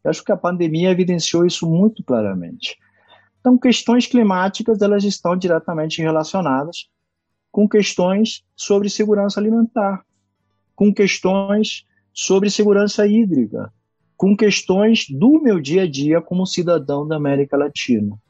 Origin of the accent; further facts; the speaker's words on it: Costa Rica; moved away; also born or lived in Brazil; eu sou costarriquenho